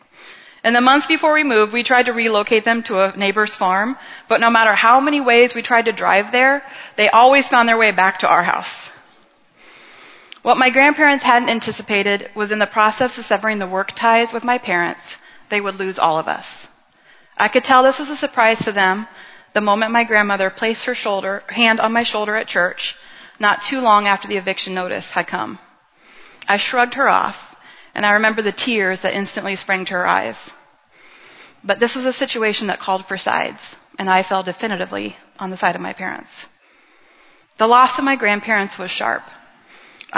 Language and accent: English; Montezuma, Iowa, United States; I grew up in Montezuma, Iowa